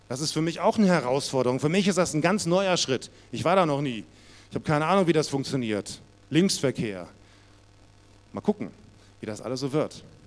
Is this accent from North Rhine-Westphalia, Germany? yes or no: no; Munich, Bavaria, Germany; bei uns in Bayern, in München war das so, da musste man vorspielen